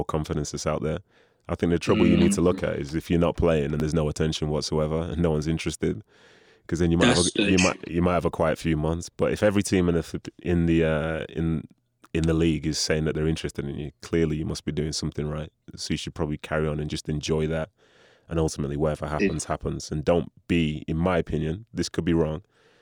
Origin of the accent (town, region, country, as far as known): England, United Kingdom; born or raised there; also born or lived in Nigeria